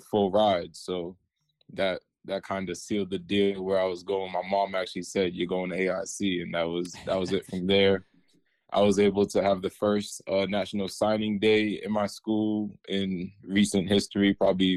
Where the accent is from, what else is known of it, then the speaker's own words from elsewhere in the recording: Randolph, Massachusetts, United States; I'm from Randolph, Massachusetts. It's a small town south of Boston.